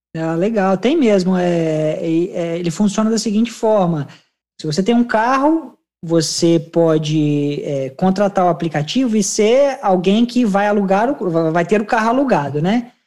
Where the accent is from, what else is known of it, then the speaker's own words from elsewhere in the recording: Brazil; now in Melbourne, Australia; eu como brasileiro